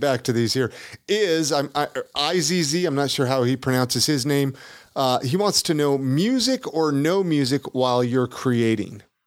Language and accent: English; California, United States; now in Salt Lake City, United States; I'm from California